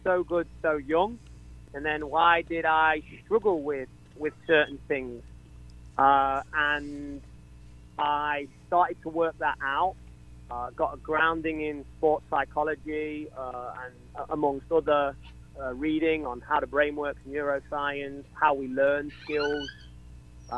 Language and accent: English; England, United Kingdom; now in Atlanta, United States; I'm English.